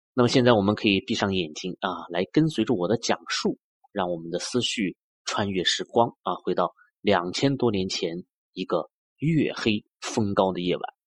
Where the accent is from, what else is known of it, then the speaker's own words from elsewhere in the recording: China; 我们中国人